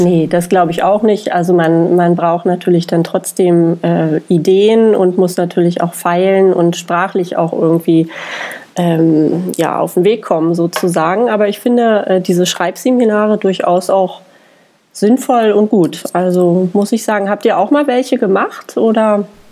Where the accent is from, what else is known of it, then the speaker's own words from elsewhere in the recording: Germany; als Deutsche